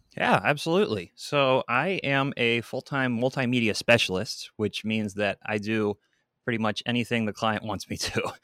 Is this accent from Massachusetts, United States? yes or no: no; Seattle, Washington, United States; also born or lived in Redmond, Washington; I'm from Seattle, Washington